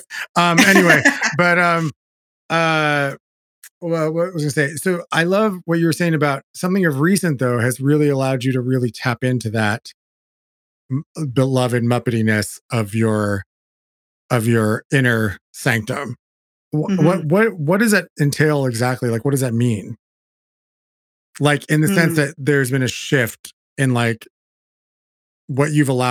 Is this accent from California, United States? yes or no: yes; California, United States; I grew up in California